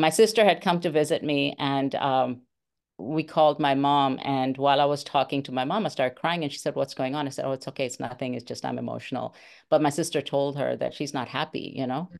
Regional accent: India; moved away; I'm from India

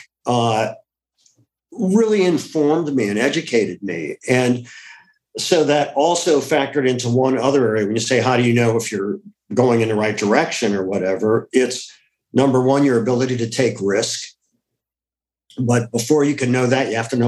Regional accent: Ohio, United States; It was a classic Midwestern upbringing. I grew up in Ohio.

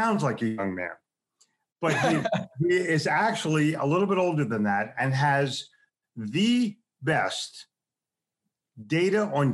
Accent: Philadelphia, Pennsylvania, United States; also born or lived in New York City; now in Charlotte, United States; I grew up in Philadelphia, sold in New York City, but was smart enough to move to Charlotte, North Carolina

